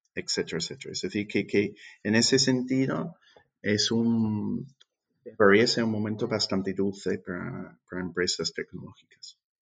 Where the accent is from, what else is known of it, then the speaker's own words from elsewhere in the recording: England, United Kingdom; Spanish is a second language; moved away as an adult; also born or lived in London; now in Seville, Spain; yo soy inglés